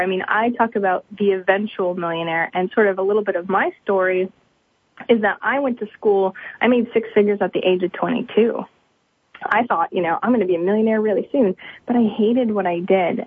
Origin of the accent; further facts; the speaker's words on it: Maine, United States; I'm from Maine. There's not very many millionaires or flashy stuff around here